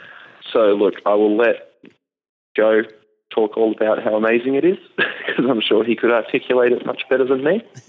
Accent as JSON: {"language": "English", "country": "Australia", "said": "I'm from Australia."}